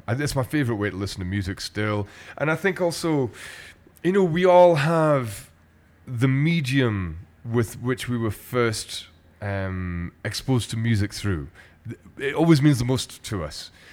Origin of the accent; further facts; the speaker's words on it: Glasgow, Scotland, United Kingdom; what I grew up with in Glasgow